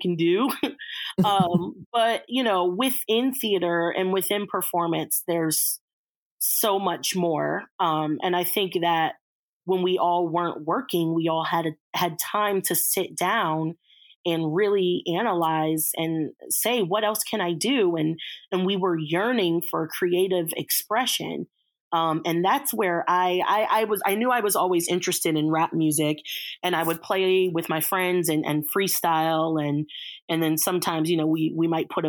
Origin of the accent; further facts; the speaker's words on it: Reston, Virginia, United States; I grew up in Reston, Virginia.